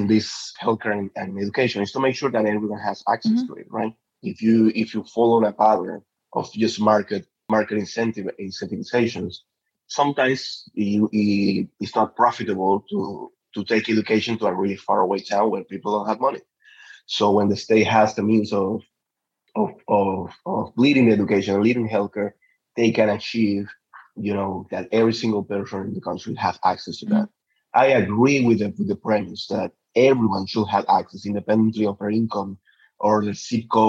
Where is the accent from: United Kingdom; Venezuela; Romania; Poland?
Venezuela; Petare, Miranda; moved away as an adult; now in Washington DC, United States; I was born in Petare. Petare is one of the biggest, so you can understand the biggest slums in Latin America. So I was directly benefited from one of those, from many of those missions. My first classes came from one of the Chavez missions.